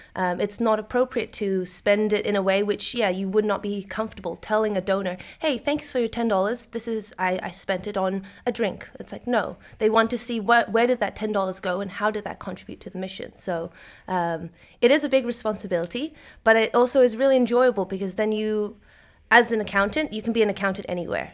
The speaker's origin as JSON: {"language": "English", "town": "Sydney", "region": "New South Wales", "country": "Australia", "moved": "as an adult", "lives_now": "Netherlands", "said": "I am originally from Sydney, Australia, but I moved to the Netherlands to work at the Ocean Cleanup"}